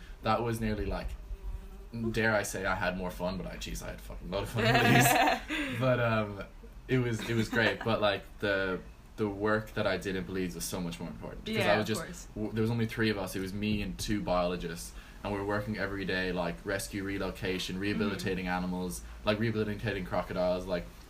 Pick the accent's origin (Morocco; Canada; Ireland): Ireland; Galway; accent: Galway; also born or lived in Florida, United States; I moved to Ireland when I was six from Florida, born in America.